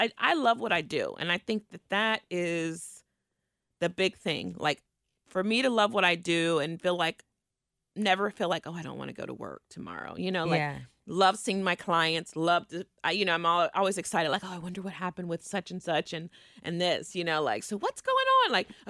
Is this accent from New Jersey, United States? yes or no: no; Cincinnati, Ohio, United States; also born or lived in Indiana; I grew up in Kennedy Heights.